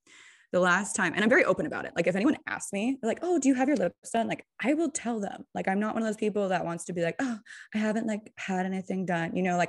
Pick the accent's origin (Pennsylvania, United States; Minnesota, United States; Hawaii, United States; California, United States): California, United States; Especially being like a Californian, you get so much pressure about plastic surgery, right?